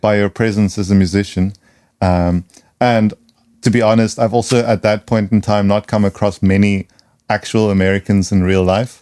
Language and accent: English; South Africa; now in Berlin, Germany; for me in South Africa